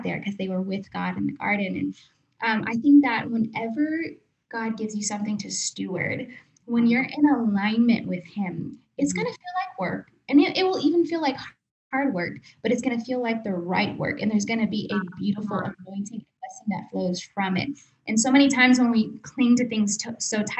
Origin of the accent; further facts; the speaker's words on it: Texas, United States; moved away as an adult; also born or lived in Atlanta; we moved back to Texas. We're originally from Texas. We lived in Atlanta for a little bit